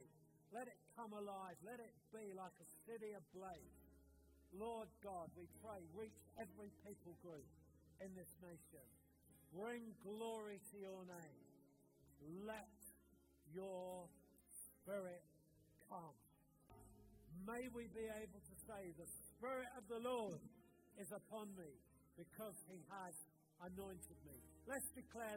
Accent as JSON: {"language": "English", "country": "United Kingdom", "said": "we Brits"}